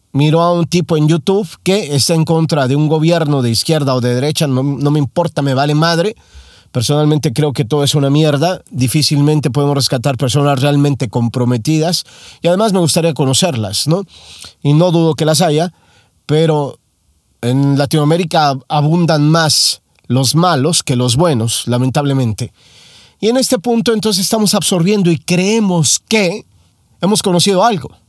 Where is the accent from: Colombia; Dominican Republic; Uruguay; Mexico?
Mexico; moved away as an adult; now in United States; Soy mexicano. Hace no mucho tiempo llegué a los Estados Unidos a vivir.